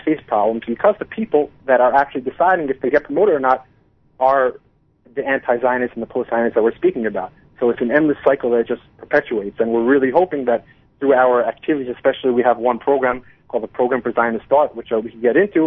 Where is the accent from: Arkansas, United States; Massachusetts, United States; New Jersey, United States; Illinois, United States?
New Jersey, United States; moved away as an adult; now in Israel; I was born I was born and raised in New Jersey, and uh, I made Aliyah back in 2008